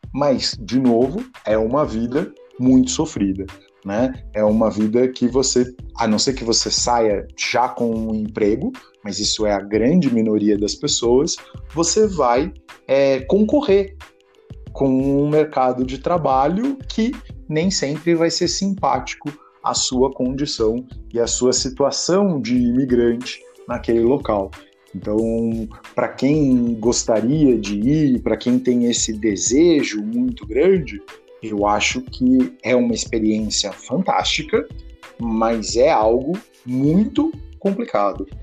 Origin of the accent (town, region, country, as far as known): Bragança Paulista, São Paulo, Brazil; also born or lived in Portugal